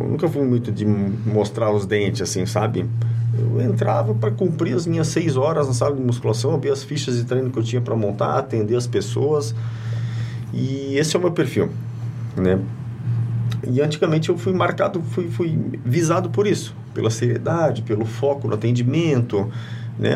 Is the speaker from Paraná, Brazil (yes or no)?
yes; Curitiba, Paraná, Brazil; also born or lived in Presidente Getúlio; now in Blumenau, Brazil; eu sou natural de Curitiba e aproximadamente com 9, 10 anos eu morei um ano aqui em Presidente Getúlio